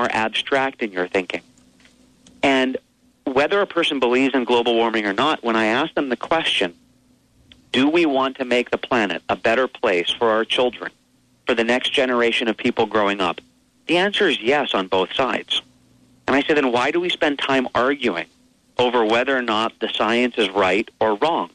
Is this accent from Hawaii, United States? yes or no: yes; Hawaii, United States; I grew up here in Hawaii, and I carry a lineage of Huna